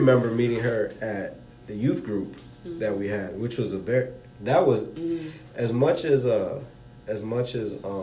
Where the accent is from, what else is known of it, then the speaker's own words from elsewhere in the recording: Miami, Florida, United States; moved away as an adult; now in Augusta, United States; I was born in Miami, Florida, and I stayed in Miami, Florida, almost the same house pretty much until I graduated high school.